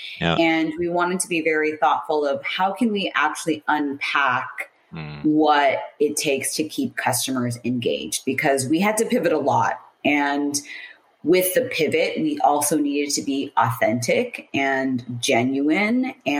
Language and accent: English; San Francisco, California, United States; also born or lived in Seattle, Washington / Paris, France; now in Sydney, Australia; So I'm in Australia, but originally from San Francisco, California. So everyone back home, I do miss seeing in person. I've lived in Seattle, Washington, Paris, France, Sydney, Australia